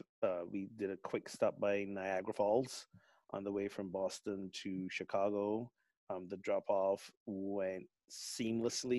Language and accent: English; Barbados; moved away; my home country of Barbados